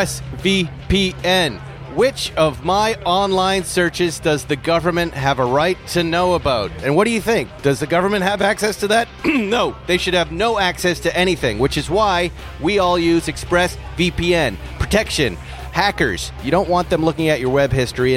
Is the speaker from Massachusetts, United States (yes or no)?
yes; Massachusetts, United States; now in California, United States; I grew up in Massachusetts